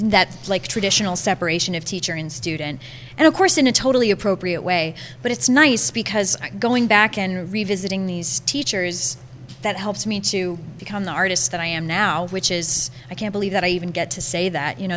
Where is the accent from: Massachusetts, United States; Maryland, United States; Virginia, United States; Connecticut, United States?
Massachusetts, United States; Andover; Because I'm from Andover.